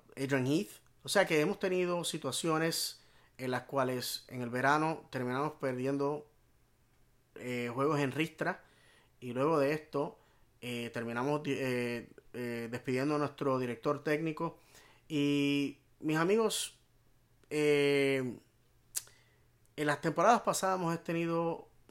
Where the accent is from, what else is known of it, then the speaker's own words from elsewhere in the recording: Puerto Rico; como hispano, como puertorriqueño